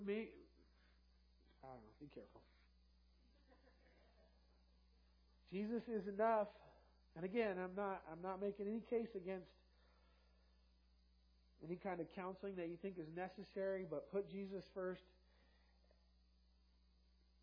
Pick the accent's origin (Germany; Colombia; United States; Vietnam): United States; Los Angeles, California; I grew up in South LA, and it was very multiracial